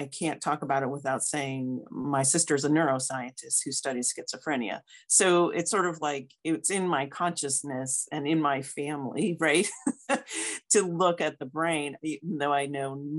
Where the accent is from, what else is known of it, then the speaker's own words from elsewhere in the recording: United States; moved away as an adult; also born or lived in St. Louis, Missouri; I moved back to my home state So I graduated from WashU in St. Louis and then stayed there for like 20 years